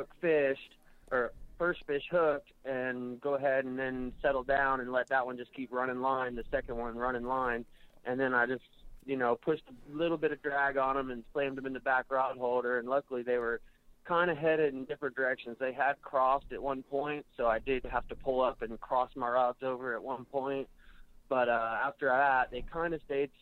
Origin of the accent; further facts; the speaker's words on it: Daytona Beach, Florida, United States; I'm from Daytona area